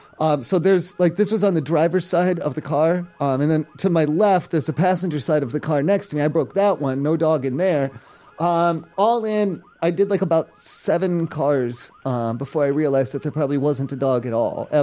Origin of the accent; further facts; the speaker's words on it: East Coast, United States; I'm from the East Coast. I don't know. We don't have laws like this out there